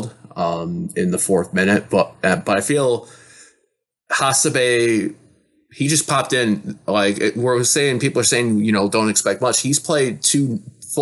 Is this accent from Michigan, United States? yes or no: yes; Detroit, Michigan, United States; I was from the Detroit area